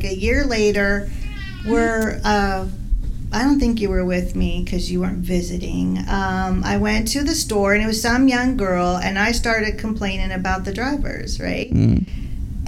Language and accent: English; Midwest, United States; now in Las Vegas, United States; we're originally from the Midwest